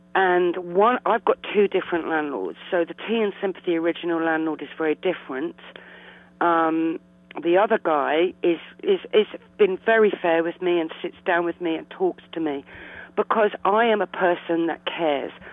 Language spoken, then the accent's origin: English; London, United Kingdom; also born or lived in Blackheath, London; I actually am from Eltham